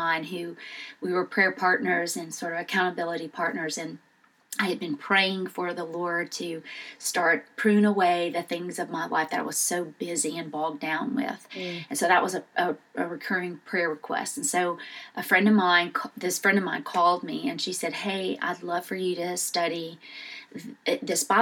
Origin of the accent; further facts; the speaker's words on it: Southern Louisiana, United States; moved away as an adult; also born or lived in Houston, Texas; now in Memphis, United States; I was born in Southern Louisiana. I went to LSU, moved to Houston out of college to take a job